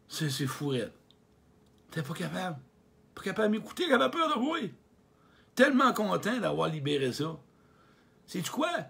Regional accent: Quebec, Canada; un gars de la Beauce, écoute, je viens de la Beauce, j'en ai des frissons quand je vois un gars de la Beauce.

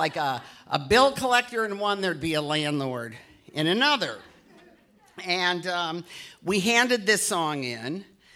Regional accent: Detroit, Michigan, United States; moved away; I love my hometown so much

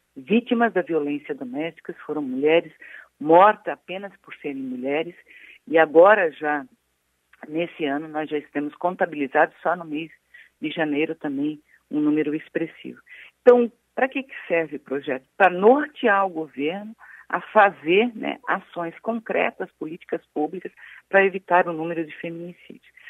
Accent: Blumenau, Santa Catarina, Brazil; sou de Blumenau

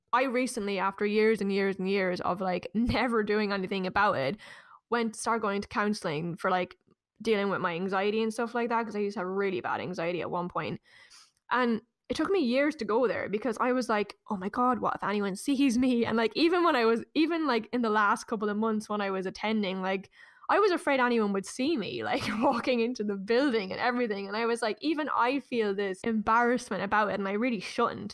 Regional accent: Ireland; deeply ingrained in us as Irish people

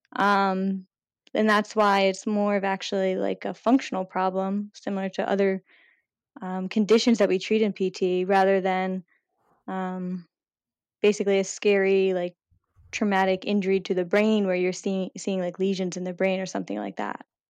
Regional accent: outside of Philadelphia, Pennsylvania, United States; moved away as an adult; now in Providence, United States; I grew up right outside of Philadelphia

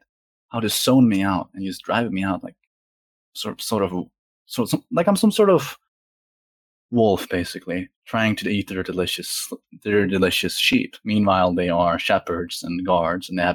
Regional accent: Norway; I'm from Europe, by the way. I'm Norwegian.

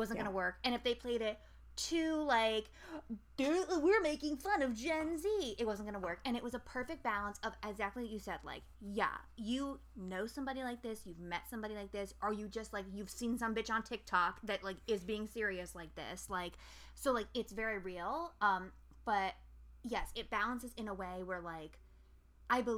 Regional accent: Albany, United States; I'm from Albany

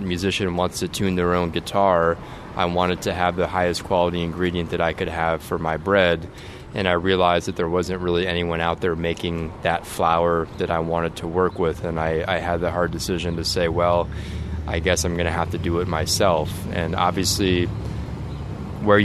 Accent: California, United States; moved away as an adult; now in New Orleans, United States; I grew up in California, and I moved to New Orleans in 2009

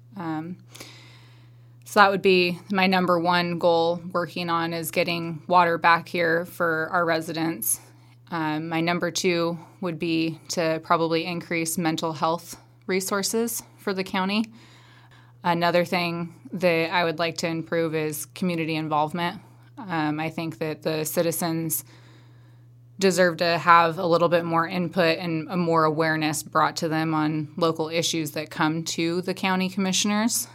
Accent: Madras, Oregon, United States; I was born and raised here in Madras. Well, not here because I'm in Warm Springs, but in Madras.

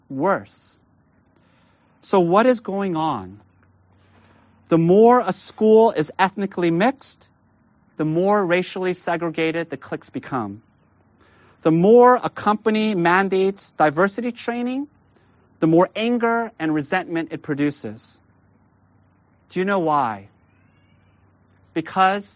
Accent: Glendale, California, United States; I was a freshman in high school at the time in LA. I grew up in Glendale.

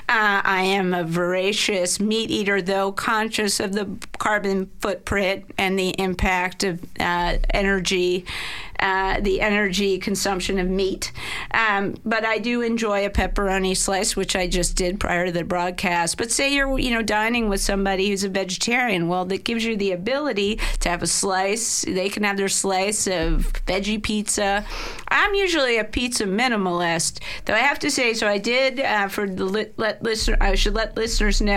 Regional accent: Baltimore, Maryland, United States; when I grew up in Baltimore, we would call it a Sicilian slice

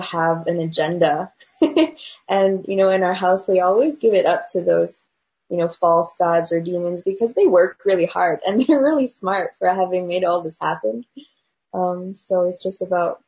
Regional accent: China; moved away; I grew up in China

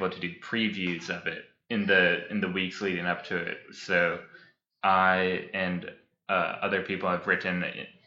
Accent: Seattle, Washington, United States; now in Lafayette, United States; I am from very far north in Seattle

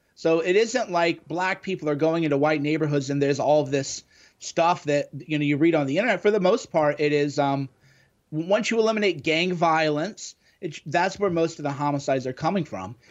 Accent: Midwest, United States; me growing up in the Midwest in the nineties

